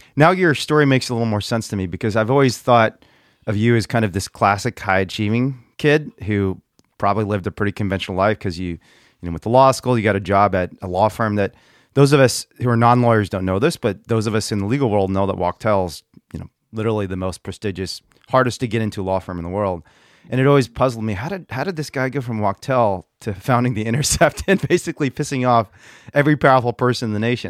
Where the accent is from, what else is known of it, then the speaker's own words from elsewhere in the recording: Central Indiana, United States; I grew up in Central Indiana as like a fat Chinese immigrant kid